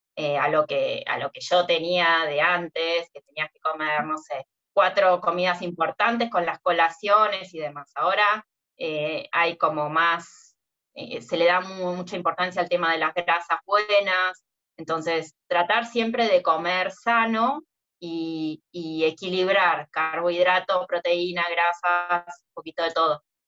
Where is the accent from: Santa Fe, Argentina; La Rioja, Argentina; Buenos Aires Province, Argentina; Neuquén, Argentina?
Buenos Aires Province, Argentina; Mar del Plata; acá en Mar de Plata nací, me crié literalmente en la playa